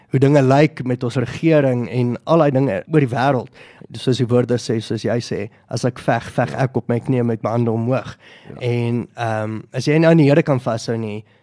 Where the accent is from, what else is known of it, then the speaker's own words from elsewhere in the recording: Boksburg, Gauteng, South Africa; Ek is van Boksburg.